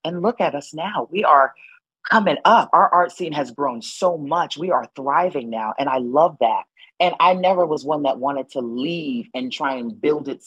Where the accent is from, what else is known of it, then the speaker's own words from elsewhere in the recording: New Haven, Connecticut, United States; I am born and raised in New Haven, Connecticut.